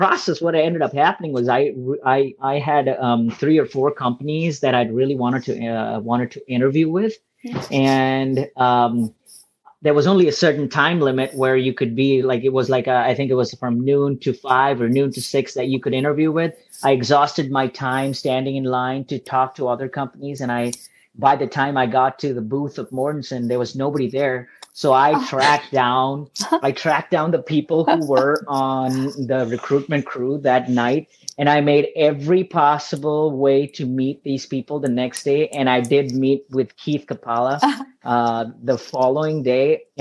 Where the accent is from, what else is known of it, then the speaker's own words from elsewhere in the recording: India; moved away as an adult; also born or lived in Michigan, United States; now in United States; I'm actually originally from India. Came to the States in 2013 for my graduate degree